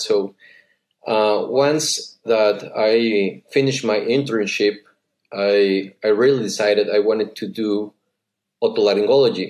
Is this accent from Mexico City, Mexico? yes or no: no; San Luis Potosí, Mexico; I come from San Luis, as you just said. It's a city right in the middle of the country.